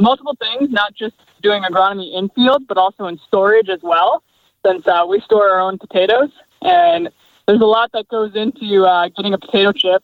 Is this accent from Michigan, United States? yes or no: yes; Michigan, United States; moved away as an adult; also born or lived in California; I grew up in Michigan